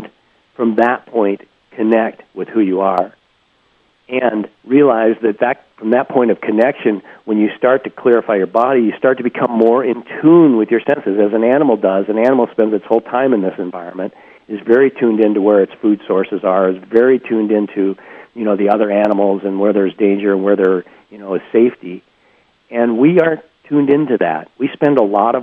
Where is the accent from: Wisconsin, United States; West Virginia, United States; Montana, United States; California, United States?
Montana, United States; I grew up in Montana.